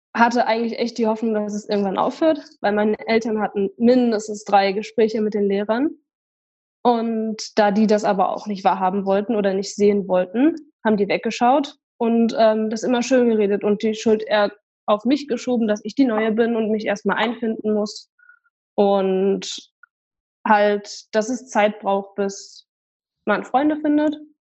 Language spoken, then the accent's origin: German; Weimar, Thuringia, Germany; bei uns in Weimar